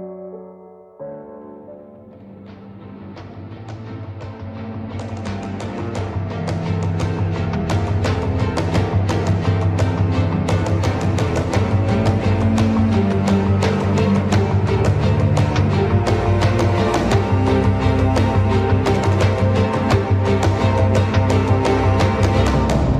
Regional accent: Fitzgerald, Georgia, United States; I'm from Fitzgerald, Georgia. Born and raised in Benny O'Connor

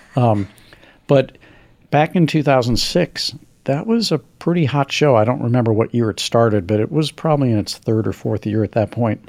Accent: Missouri, United States; my home state of Missouri

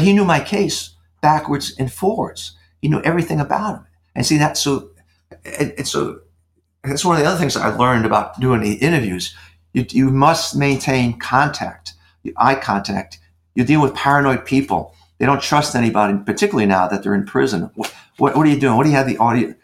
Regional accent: New York, United States; moved away; I was raised in New York as a kid

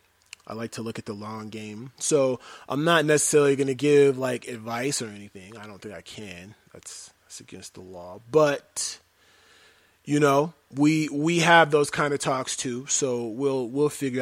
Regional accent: Denver, Colorado, United States; I am from Denver, Colorado, born and raised

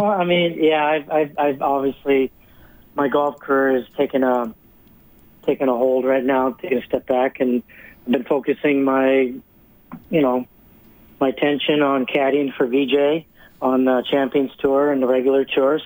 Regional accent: Sherwood Park, Alberta, Canada; moved away as an adult; also born or lived in Moose Jaw, Saskatchewan; now in Florida, United States; I was born in Moose Jaw and uh, moved here. Family moved here when I was about 10 years old, so I grew up at Sher Park

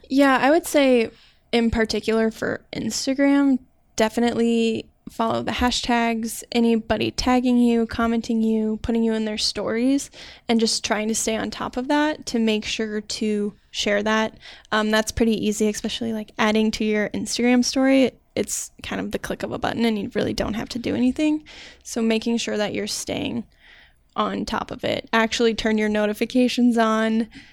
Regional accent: Iowa, United States; moved away as an adult; now in Minnesota, United States; I'm from Iowa

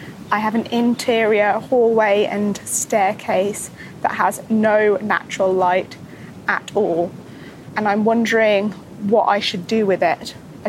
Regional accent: Reading, South East England, United Kingdom; now in California, United States; I am originally from Reading, but now live in sunny California.

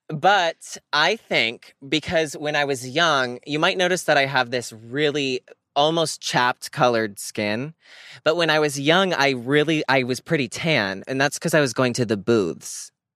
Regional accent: Scranton, Pennsylvania, United States; moved away; I'm from Scranton

